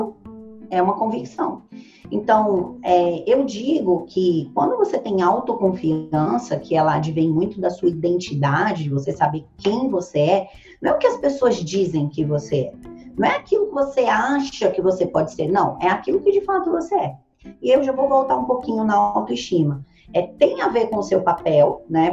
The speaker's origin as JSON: {"language": "Portuguese", "town": "Ceilândia", "region": "Federal District", "country": "Brazil", "tie": "born or raised there", "said": "Eu nasci na periferia da periferia. Hoje é a maior favela da América Latina. Foi onde eu nasci. Ceilândia, Brasília"}